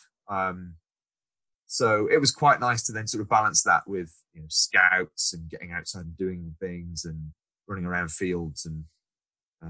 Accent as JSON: {"language": "English", "area": "Shropshire", "region": "West Midlands", "country": "United Kingdom", "tie": "born or raised there", "said": "I grew up in Shropshire, so my primary school"}